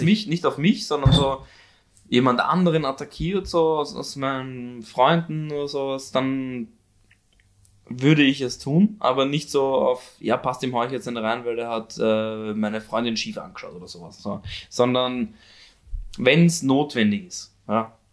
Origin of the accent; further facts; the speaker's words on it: Korneuburg, Lower Austria, Austria; also born or lived in Vienna / Stockerau; ich bin zwar Wiener, geboren in Wien, aber aufgewachsen in Niederösterreich.